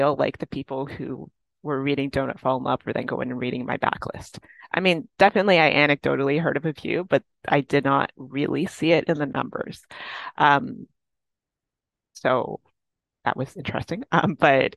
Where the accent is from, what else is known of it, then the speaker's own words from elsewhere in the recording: Toronto, Ontario, Canada; I like the city and I've lived here my whole life